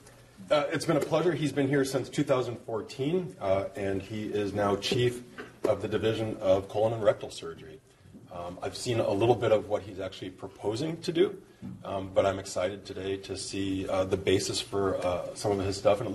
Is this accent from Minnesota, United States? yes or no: yes; Minnesota, United States; moved away; I'm from Minnesota